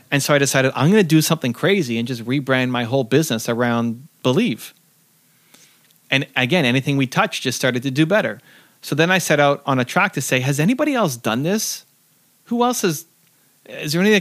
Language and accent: English; Canada; I'm from Canada